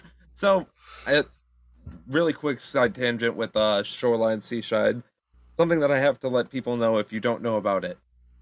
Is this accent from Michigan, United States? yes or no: yes; Michigan, United States; I'm from Michigan, so our shorelines are lake shores